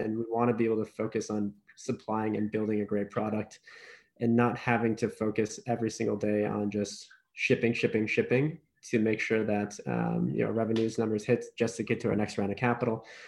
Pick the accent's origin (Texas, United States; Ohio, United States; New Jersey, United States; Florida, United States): Ohio, United States; grew up in Ohio, was born and raised in Ohio.